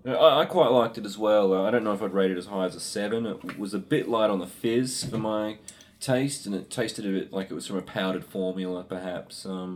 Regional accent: Australia; I'm an Australian. I live in the Australasian region.

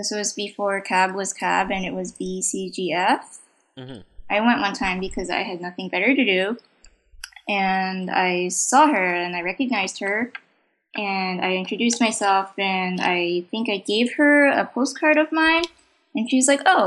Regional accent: United States; English is a second language; I was born in America

